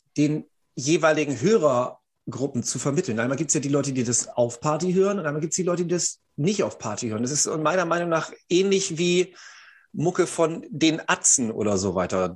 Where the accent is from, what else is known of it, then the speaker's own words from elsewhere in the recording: Fischerhude, Lower Saxony, Germany; wir haben ein Maifest bei uns in Fischerhude